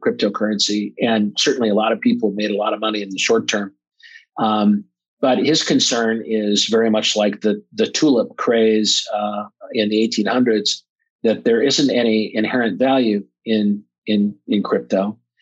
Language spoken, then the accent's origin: English; Omaha, Nebraska, United States; I'm from Omaha, Nebraska